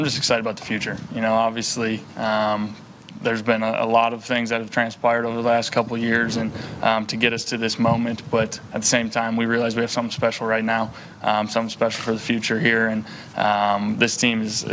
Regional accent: North Dakota, United States; moved away; growing up in North Dakota

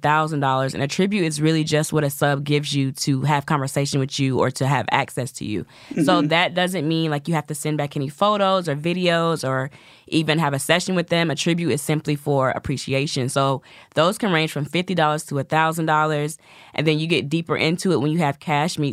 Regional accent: the South, United States; I'm from the South. So I have the sweet Southern Belle thing

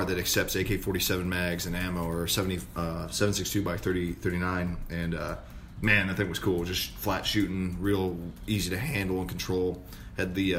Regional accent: Washington, United States; I'm from Washington State, so land of... grass and hippies

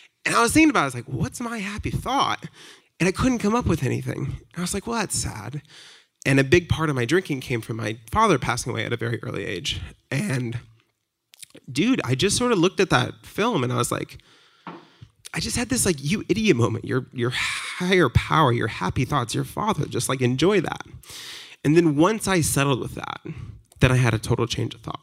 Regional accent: Fairfield, Maine, United States; now in Brooklyn, United States; growing up in Maine, I grew up in a town called Fairfield

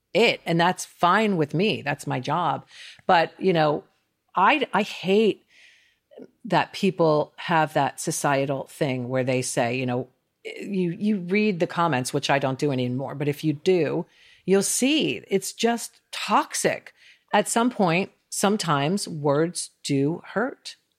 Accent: New York, United States; also born or lived in Northwest London; now in Los Angeles, United States; I'm a New Yorker. I live in LA for the business, but I'm definitely a New Yorker at heart.

